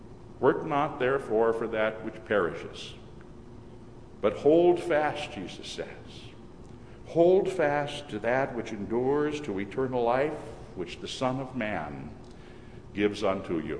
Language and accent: English; Minnesota, United States; moved away; my wife and I will be returning to Minnesota to visit my mother. Whenever during the past few years I've returned to my hometown